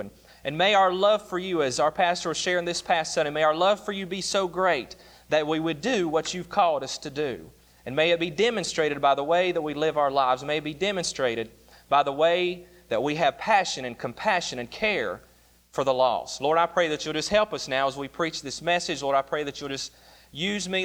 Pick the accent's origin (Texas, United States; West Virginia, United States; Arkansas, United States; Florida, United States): West Virginia, United States; moved away; I grew up in West Virginia